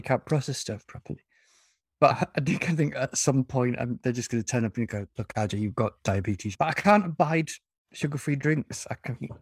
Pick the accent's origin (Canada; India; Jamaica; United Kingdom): United Kingdom; the north of England; I'm betraying my northern heritage